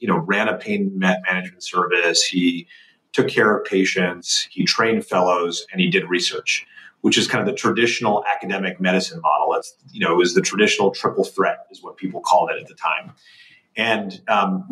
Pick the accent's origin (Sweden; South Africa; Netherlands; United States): United States; Northern New Jersey; I grew up in Northern New Jersey